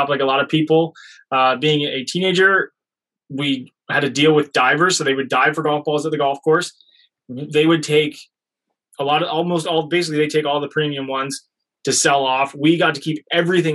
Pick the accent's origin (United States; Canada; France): Canada; being Canadian